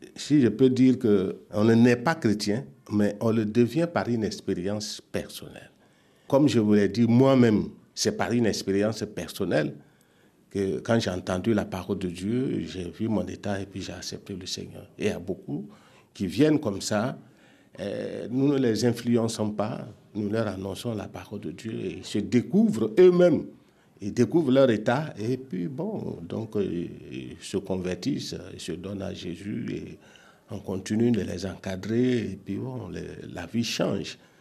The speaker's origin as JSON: {"language": "French", "town": "Pompoï", "country": "Burkina Faso", "tie": "born or raised there", "moved": "yes", "lives_now": "Yopougon, Côte d'Ivoire", "said": "Je suis né à Pompoy, au Burkina Faso"}